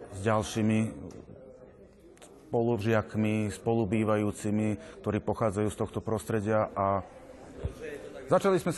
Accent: Bačka Palanka, Vojvodina, Serbia; also born or lived in Bratislava; Nepochádzam zrovna z Petrovského prostredia, pochádzam z Barskej Palanky ale tým, že som študoval v Bratislave divadelnú réžiu

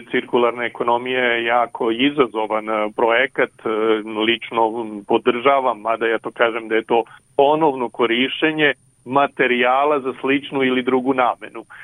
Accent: Serbia

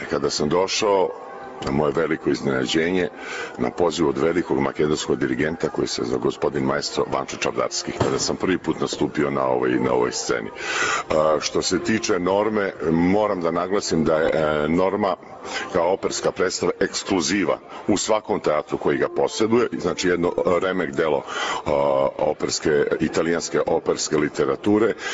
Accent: Belgrade, Serbia; operski pevač bas, dolazim iz Beograda.

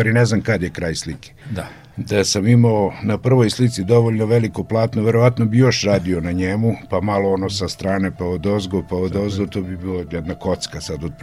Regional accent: Opovo, Vojvodina, Serbia; rođen sam u Opovu

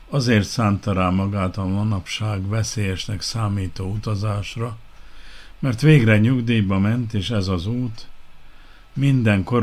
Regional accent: Kishegyes, Vojvodina, Serbia; Visszagondoltam a gyerekkoromra. Kishegyesen nőttem fel, arra emlékszem, mire panaszkodtak az ottaniak, mikor átvette az irányítást az új hatalom

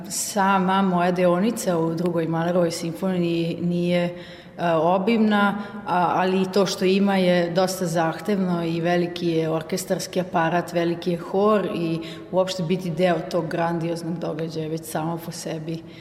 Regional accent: Vojvodina, Serbia; also born or lived in Austria; to što mi imamo u Vojvodini, tu e, multikulturalnost, raznolikost, šarenilo narodnosti i boja i prirode i to bogatstvo koje mi ovde imamo

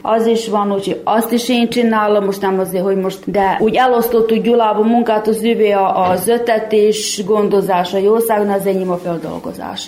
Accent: Muzslya, Vojvodina, Serbia; also born or lived in Zrenjanin (Erzsébetlak) / Bláto; igaz, hogy én Erzsébet lakon születtem, de kicsi voltam, amikor eljöttünk ide Muzslára lakni

